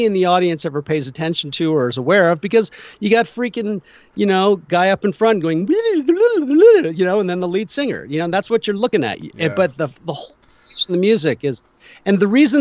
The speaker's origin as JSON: {"language": "English", "area": "Bay Area", "region": "California", "country": "United States", "tie": "born or raised there", "moved": "yes", "said": "I grew up in the Bay Area"}